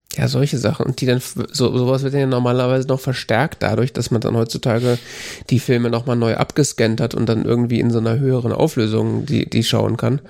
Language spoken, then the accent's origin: German; Germany; als Deutscher